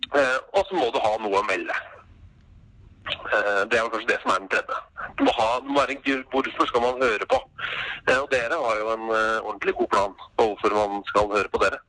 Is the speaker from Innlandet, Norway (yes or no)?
no; Oslo, Norway; also born or lived in Molde; jeg er oppvokst på Oslo øst